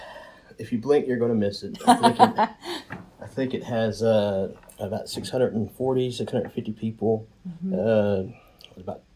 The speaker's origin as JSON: {"language": "English", "town": "Broken Bow", "region": "Oklahoma", "country": "United States", "tie": "born or raised there", "lives_now": "Bokchito, United States", "said": "I grew up in McCurtain County. Ida Bell, Broken Bow City, and surrounding communities."}